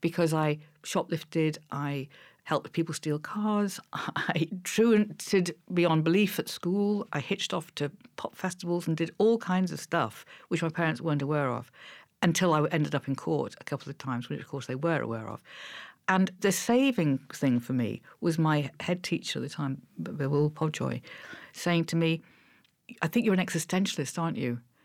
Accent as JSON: {"language": "English", "town": "Liverpool", "region": "North West England", "country": "United Kingdom", "tie": "born or raised there", "said": "I was growing up in Liverpool"}